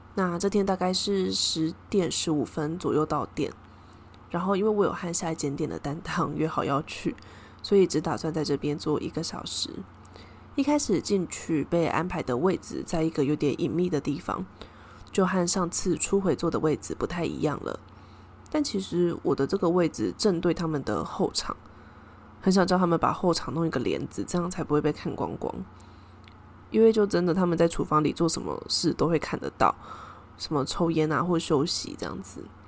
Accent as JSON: {"language": "Chinese", "country": "Taiwan", "said": "我是从台湾来的"}